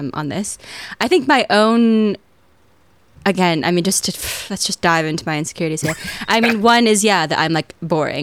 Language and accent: English; United States; accent: American